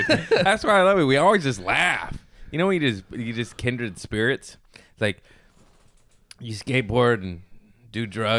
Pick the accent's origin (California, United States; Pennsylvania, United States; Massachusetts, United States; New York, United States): California, United States; Torrance; also born or lived in Harbor City / Lomita; I was born in Harbor City, raised in West Torrance. Moved to Lomita when I was 17 or 18.